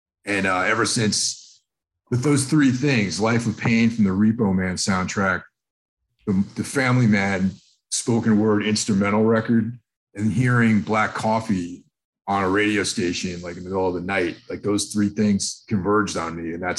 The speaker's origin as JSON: {"language": "English", "region": "New York", "country": "United States", "tie": "born or raised there", "said": "where I grew up in New York State, we were on the border of Connecticut"}